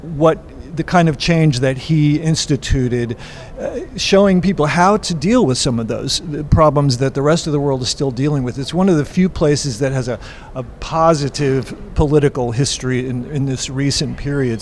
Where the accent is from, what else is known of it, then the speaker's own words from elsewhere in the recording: United States; as an American